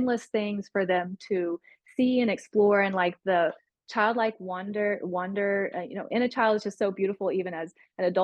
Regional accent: Tennessee, United States; I grew up in Tennessee

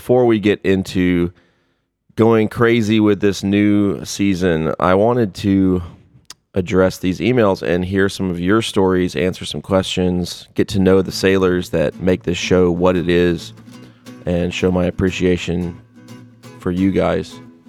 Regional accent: Brooklyn, New York, United States; I grew up in Brooklyn, New York in the 1960s and was a huge fan of the ….

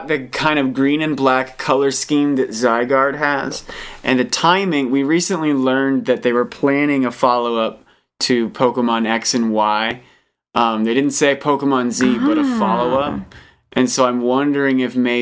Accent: Boston, Massachusetts, United States; I'm from Boston

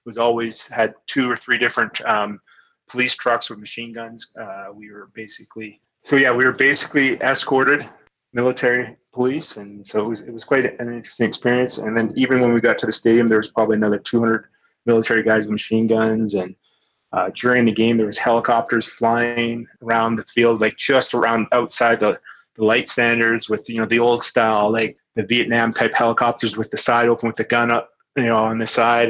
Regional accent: Kamloops, British Columbia, Canada; Kamloops being my hometown

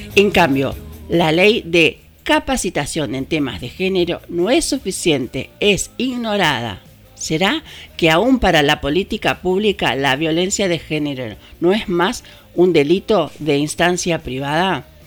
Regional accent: Argentina; ¿Qué nos está pasando como argentinos?

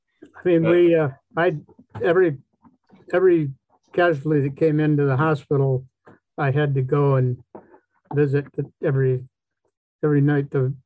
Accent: Wisconsin, United States; I'm from Wisconsin. This one says, where? I said, Boston.

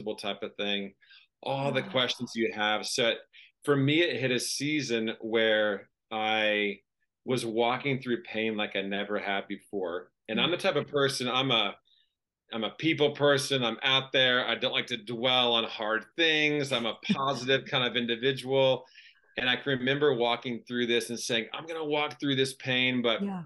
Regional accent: Florida, United States; moved away as an adult; also born or lived in Australia / Montana; grew up in Florida

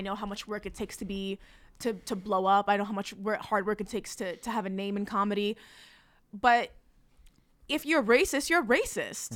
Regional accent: North Bergen, New Jersey, United States; also born or lived in Palestine; I'm Palestinian, but I kinda grew up in New Jersey, went back and forth

